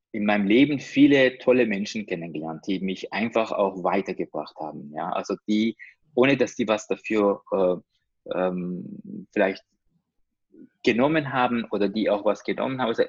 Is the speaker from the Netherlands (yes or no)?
no; Iran; also ich komme äh, ja, aus dem Iran